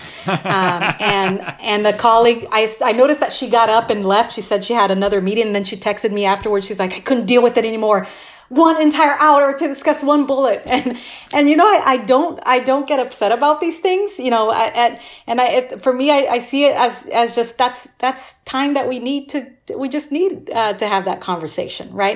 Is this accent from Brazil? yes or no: yes; Brazil; now in Austin, United States; I grew up, I'm originally from Brazil